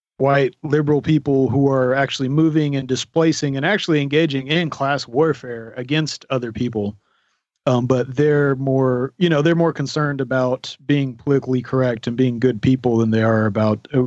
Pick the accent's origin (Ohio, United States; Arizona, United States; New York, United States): Arizona, United States; I'm from Arizona, so I grew up with a bunch of natives.